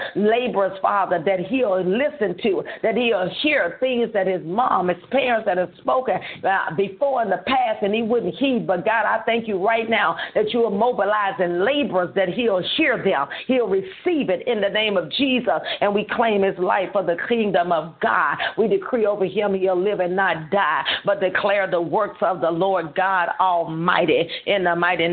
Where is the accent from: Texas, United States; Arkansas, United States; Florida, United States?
Arkansas, United States; Holly Grove; Holly Grove, Arkansas, which is my hometown